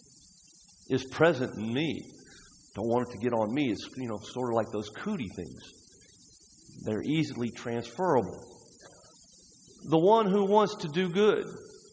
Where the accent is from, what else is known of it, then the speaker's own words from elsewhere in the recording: United States; we as Americans